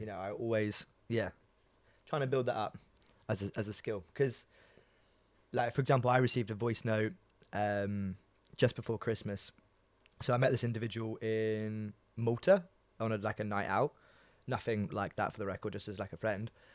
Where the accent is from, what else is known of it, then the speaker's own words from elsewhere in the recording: New Malden, London, United Kingdom; I grew up in New Malden